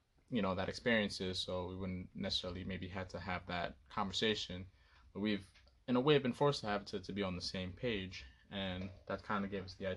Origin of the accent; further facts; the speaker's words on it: New York, United States; I am from New York